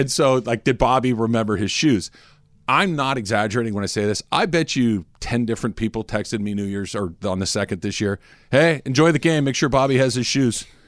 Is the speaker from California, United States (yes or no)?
yes; Arcadia, California, United States; Growing up in Arcadia, which everybody kn, it's the very next city to the east of Pasadena